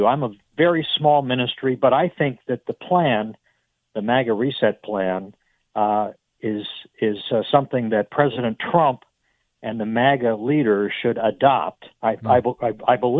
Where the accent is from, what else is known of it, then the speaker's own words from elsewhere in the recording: Massachusetts, United States; moved away as an adult; now in Memphis, United States; I was born and raised in Massachusetts